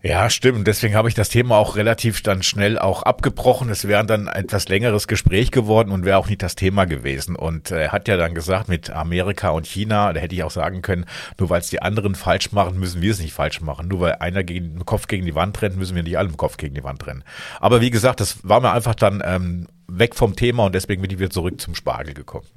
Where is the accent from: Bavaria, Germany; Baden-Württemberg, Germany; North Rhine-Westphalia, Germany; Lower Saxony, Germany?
Lower Saxony, Germany; Hameln; moved away; in meiner Heimat Hameln